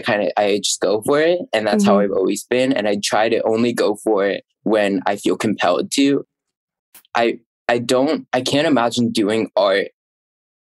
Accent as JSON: {"language": "English", "region": "Pennsylvania", "country": "United States", "tie": "born or raised there", "moved": "as an adult", "lives_now": "New York, United States", "said": "my hometown of Central Pennsylvania. So or not Central Pennsylvania, just Pennsylvania."}